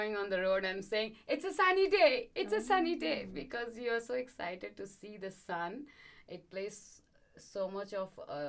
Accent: India; And I used to find, I'm from India, right? So when I'm, the sun is every day.

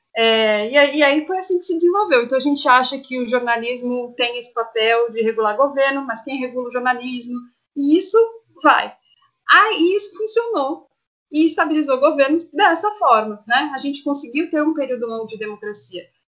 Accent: Santo André, São Paulo, Brazil; eu sou nascida em Santo André, moro em Santo André

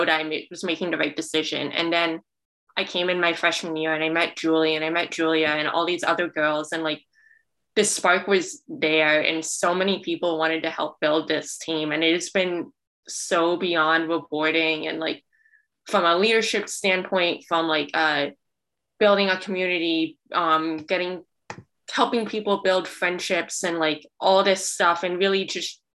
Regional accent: New Jersey, United States; moved away as an adult; now in Boston, United States; I'm from New Jersey

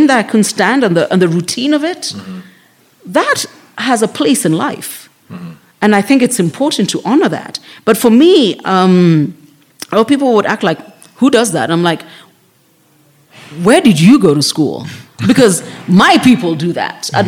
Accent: Nairobi, Kenya; I grew up in South B

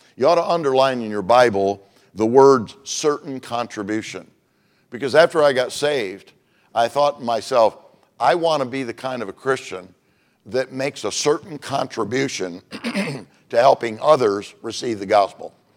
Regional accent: Michigan, United States; moved away as an adult; also born or lived in Globe, Arizona; now in Phoenix, United States; I was from Michigan

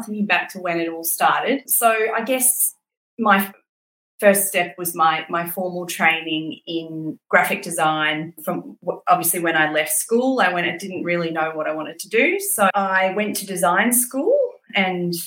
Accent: Brisbane, Queensland, Australia; moved away; also born or lived in London; I grew up in Brisbane and went to school in Brisbane

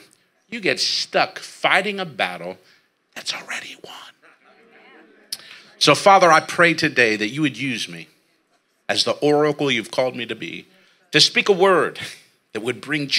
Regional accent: San Jose, California, United States; now in Merced, United States; I was born and raised right here in San Jose, California

